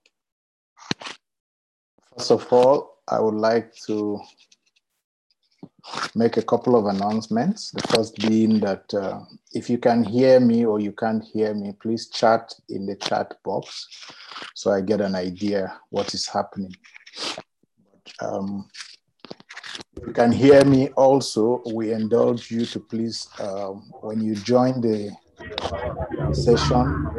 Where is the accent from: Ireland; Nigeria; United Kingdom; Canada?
Nigeria; Plateau; I'm from Plateau State, Nigeria